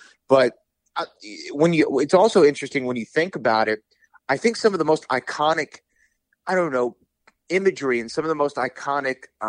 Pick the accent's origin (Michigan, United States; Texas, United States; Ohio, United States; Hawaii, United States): Texas, United States; I'm from Texas and it had like a Western vibe and I grew up on Westerns